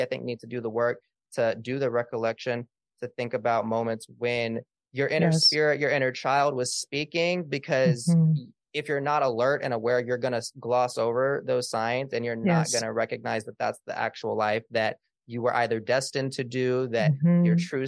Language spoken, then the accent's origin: English; Little Rock, Arkansas, United States; my hometown of Little Rock, Arkansas